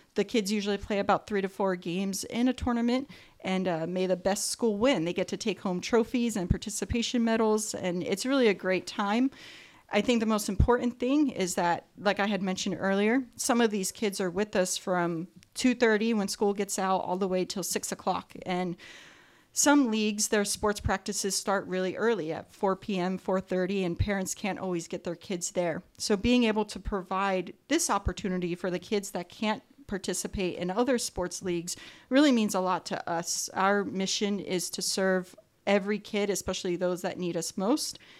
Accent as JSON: {"language": "English", "region": "East Coast", "country": "United States", "tie": "born or raised there", "moved": "yes", "lives_now": "Whittier, United States", "said": "I grew up on the East Coast, and field hockey is a big sport out there"}